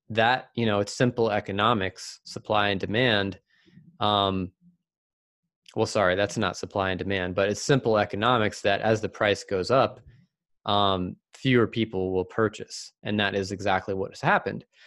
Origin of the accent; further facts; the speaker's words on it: Virginia, United States; also born or lived in Seattle area; now in Seattle, United States; growing up in Virginia